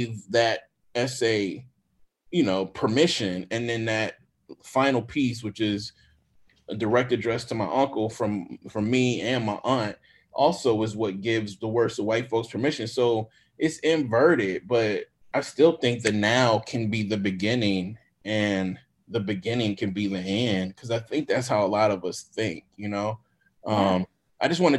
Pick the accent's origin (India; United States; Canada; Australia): United States; Jackson, Mississippi; I'm from Mississippi